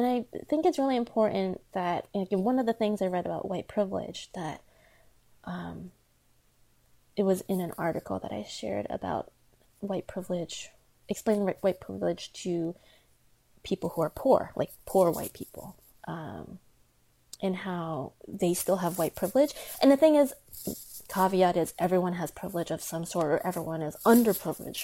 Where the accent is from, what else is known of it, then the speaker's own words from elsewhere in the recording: United States; first language Chinese; English is a second language; being Asian American